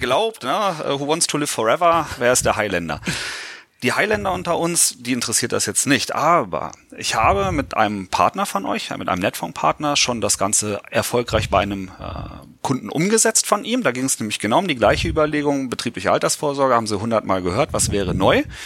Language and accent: German; Göttingen, Lower Saxony, Germany; Ich komme aus Göttingen, wir haben da einen Erstliga-Club